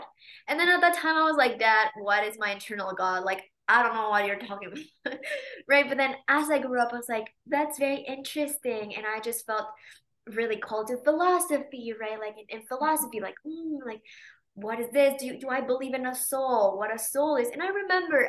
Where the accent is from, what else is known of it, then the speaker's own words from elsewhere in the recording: Mexico City, Mexico; moved away as an adult; I was born in Mexico City, and that's where I grew up until I was 19